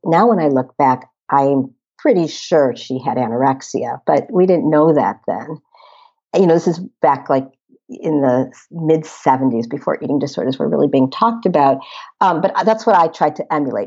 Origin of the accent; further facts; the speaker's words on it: Chicago, Illinois, United States; also born or lived in Boston; I grew up in the Chicago area